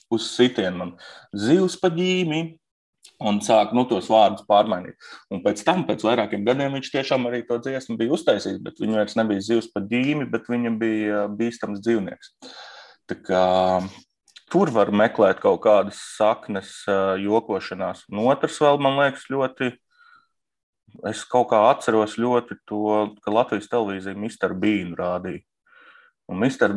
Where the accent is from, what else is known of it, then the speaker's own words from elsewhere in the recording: Uzvara, Bauska Municipality, Latvia; es uzaugu Bauskas, Bauskā mazā ciematā, kolhozā uzvara